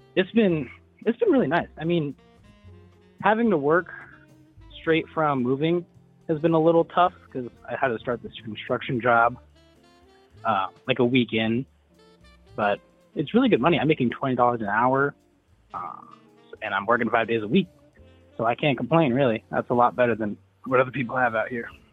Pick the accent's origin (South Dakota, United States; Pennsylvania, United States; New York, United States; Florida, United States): South Dakota, United States; moved away; I'm originally from South Dakota. I was born on the reservation as a little uh, Native American boy